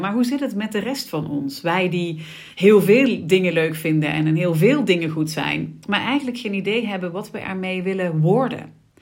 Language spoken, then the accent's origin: Dutch; Sittard, Limburg, Netherlands; ik ben eh, geboren en getogen in Sittard